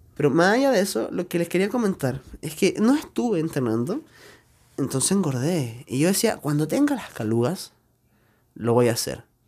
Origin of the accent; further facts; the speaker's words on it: Chile; no soy mexicano por si acaso, yo soy chileno